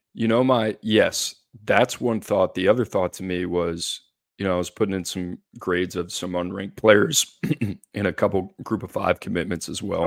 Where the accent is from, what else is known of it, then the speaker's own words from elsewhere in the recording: New Orleans, Louisiana, United States; now in Nashville, United States; growing up in New Orleans